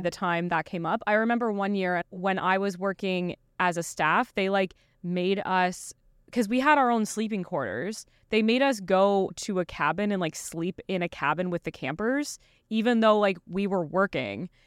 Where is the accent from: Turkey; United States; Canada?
Canada; Eastern Canada; Sarah and I grew up together in Eastern Canada